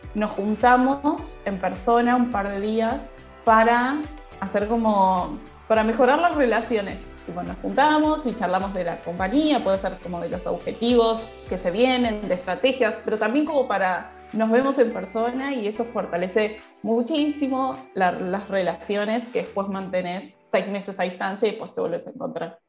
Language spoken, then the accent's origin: Spanish; Buenos Aires, Argentina; de Buenos Aires, Argentina